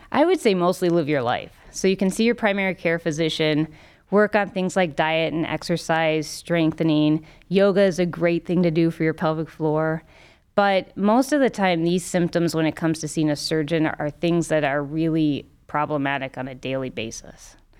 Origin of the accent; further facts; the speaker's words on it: Cincinnati, Ohio, United States; also born or lived in Minnesota; now in Cleveland, United States; I grew up in Cincinnati